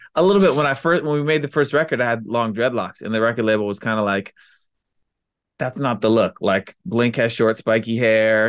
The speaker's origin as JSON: {"language": "English", "region": "Maryland", "country": "United States", "tie": "born or raised there", "said": "we grew up in Maryland"}